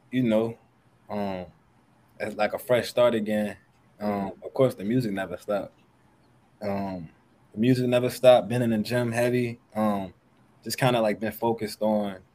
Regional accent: California, United States; yeah. I grew up being in Cali.

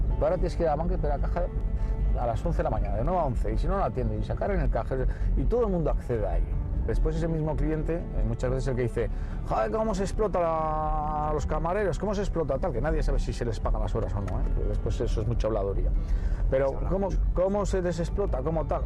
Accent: Guardo, Castile and León, Spain; moved away; also born or lived in Valladolid; cuando nací en Guardo rondaría los 12.000, 13.000 habitantes mínimo

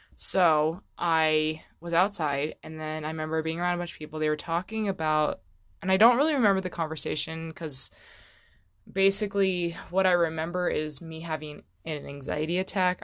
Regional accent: Fallbrook, California, United States; moved away; I'm actually from Southern California originally

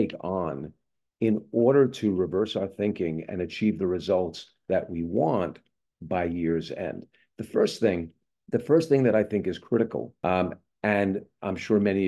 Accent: East Coast, United States; now in Southern California, United States; I grew up on the East Coast

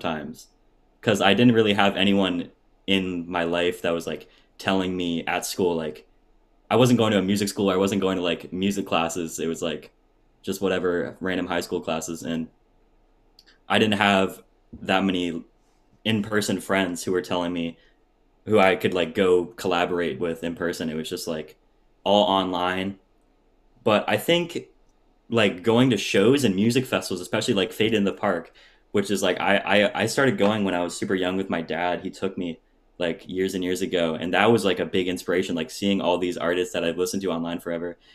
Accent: Surrey, British Columbia, Canada; Surrey, which is Surrey, my hometown.

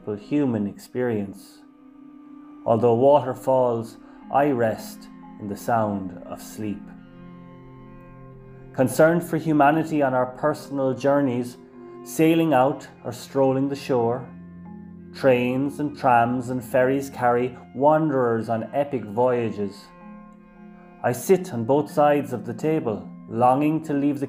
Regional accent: Tralee, County Kerry, Ireland; my hometown, Tralee

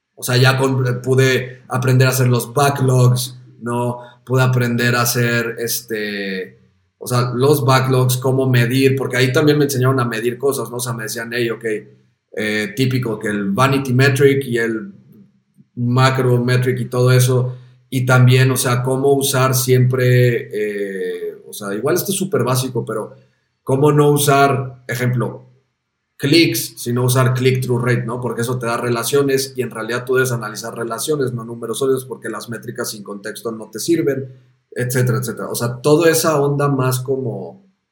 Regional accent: Mexico; moved away as an adult; also born or lived in Amsterdam; siendo mexicano

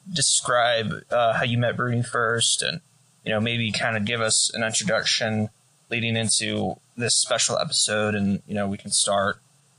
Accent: United States; I am a journalist from the United States

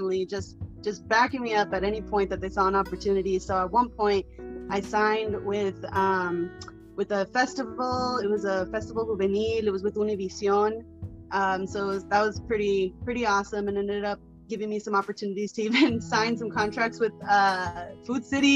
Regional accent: Arizona, United States; growing up, I'm from Arizona

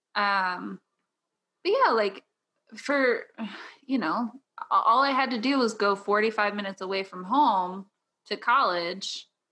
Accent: Southern Illinois, United States; I am from the Midwest, uh, Southern Illinois, not Chicago

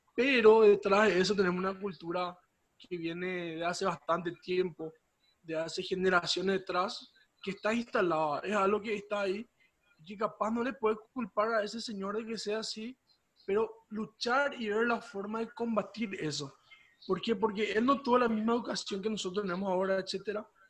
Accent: Paraguay; somos de Paraguay, del departamento de Azul

